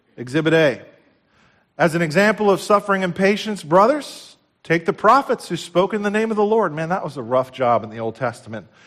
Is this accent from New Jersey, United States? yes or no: yes; New Jersey, United States; we're from New Jersey